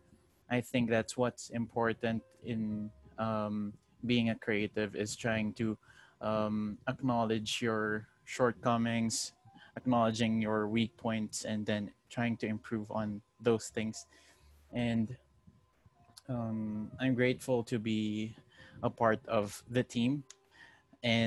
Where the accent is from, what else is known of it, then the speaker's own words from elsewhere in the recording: Rizal, Calabarzon, Philippines; I'm from Rizal